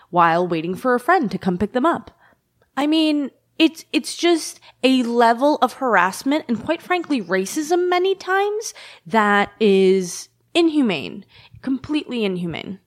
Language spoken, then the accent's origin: English; New York City, New York, United States; I've lived in every neighborhood in the district